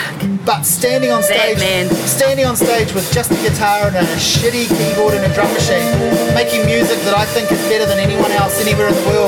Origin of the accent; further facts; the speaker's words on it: New Zealand; as a New Zealander, I obviously identify with and like that.